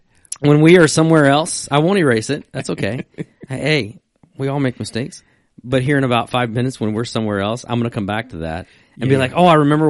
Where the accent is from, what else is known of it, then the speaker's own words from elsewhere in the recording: Virginia, United States; so I grew up in Virginia